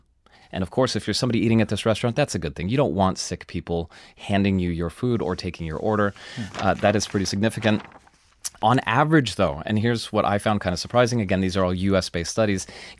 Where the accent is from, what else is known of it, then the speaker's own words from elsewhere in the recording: Washington, United States; One of the studies comes from my home state. It was the passage of a paid sick leave directive in Washington state.